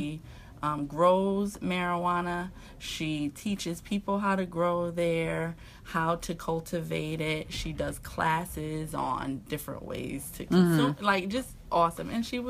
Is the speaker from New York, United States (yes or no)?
no; Connecticut, United States; I said I was from Connecticut.